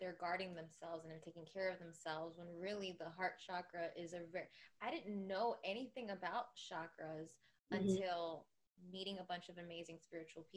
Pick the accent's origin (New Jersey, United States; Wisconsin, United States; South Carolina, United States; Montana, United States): New Jersey, United States; Jersey girls here